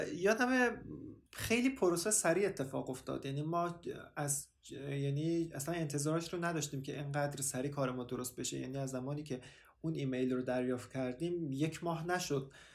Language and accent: Persian; Afghanistan; moved away; also born or lived in Turkey; من افغان هستم